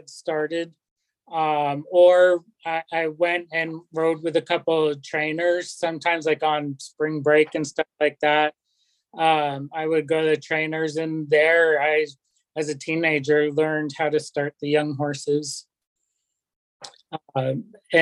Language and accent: English; Benson, Vermont, United States; moved away as an adult; also born or lived in New Hampshire / Maine / Fort Lauderdale, Florida; now in Midway, United States; I was raised in Benson, Vermont, and came from a horsey family